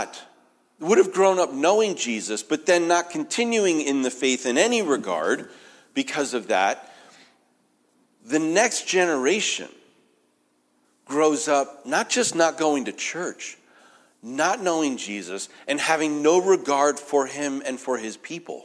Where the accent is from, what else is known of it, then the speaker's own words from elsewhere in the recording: New England, United States; moved away; I'm from New England